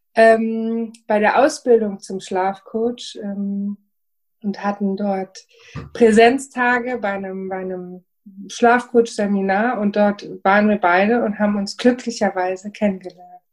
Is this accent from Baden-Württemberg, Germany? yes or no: no; Frankfurt am Main, Hesse, Germany; Ich bin aus Frankfurt am Main